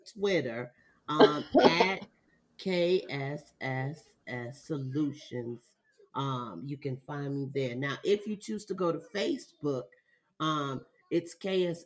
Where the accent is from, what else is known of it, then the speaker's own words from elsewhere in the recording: Jamaica; I'm Jamaican